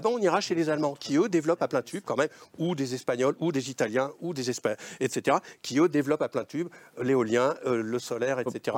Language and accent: French; Lozère, Occitania, France; je suis plutôt de la Lozère que du Lot